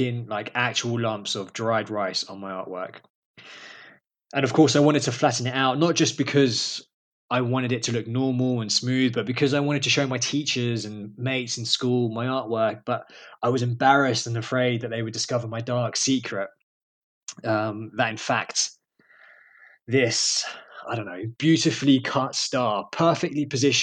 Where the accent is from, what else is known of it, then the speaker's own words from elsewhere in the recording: London, United Kingdom; I am originally from London. I was born and raised there in a borough called Camden